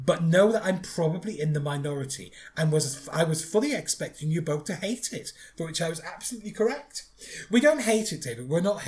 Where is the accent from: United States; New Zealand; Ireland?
Ireland; now in Netherlands; As you know, I'm Irish. I live here in the Netherlands